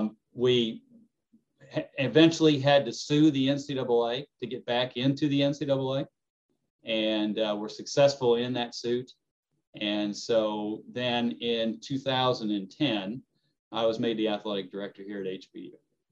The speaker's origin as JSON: {"language": "English", "region": "Ohio", "country": "United States", "tie": "born or raised there", "moved": "as an adult", "lives_now": "Houston, United States", "said": "I grew up in Ohio."}